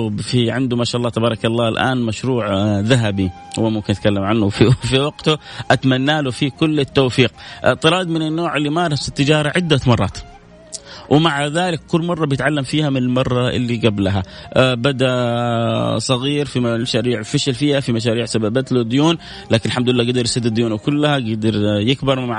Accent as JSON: {"language": "Arabic", "country": "Saudi Arabia", "said": "شوف ايش اشهر المحلات الستيك عندنا في السعوديه اقول لهم تقبلوني انا سعودي ابغى اتوظف عندكم"}